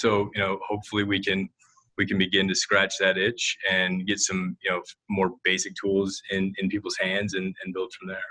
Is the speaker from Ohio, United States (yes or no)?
yes; Toledo, Ohio, United States; moved away as an adult; I am a fireman's kid from the mean streets of Toledo, Ohio